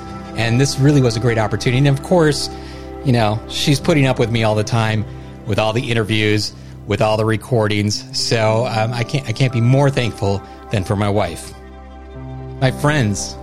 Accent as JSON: {"language": "English", "country": "United States", "said": "Being an American citizen"}